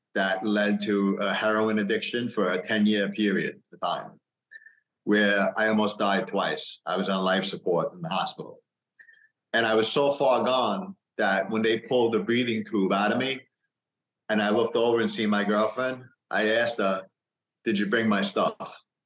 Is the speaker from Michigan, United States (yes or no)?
no; New York, United States; I grew up in New York.